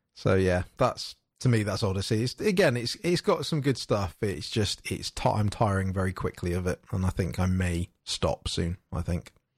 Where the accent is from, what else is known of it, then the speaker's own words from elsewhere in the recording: United Kingdom; being British